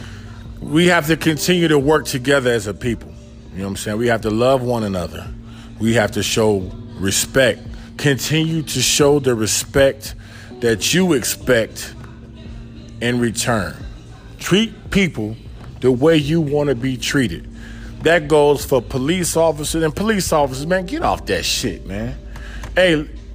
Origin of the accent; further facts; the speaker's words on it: Detroit, Michigan, United States; I grew up in Detroit.